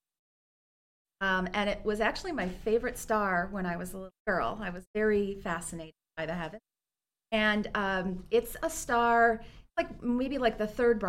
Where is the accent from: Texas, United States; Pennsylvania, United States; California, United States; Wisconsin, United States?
Wisconsin, United States; Milwaukee; also born or lived in Philadelphia / Rome; now in Aurora, United States; Originally, I'm from beautiful Milwaukee, Wisconsin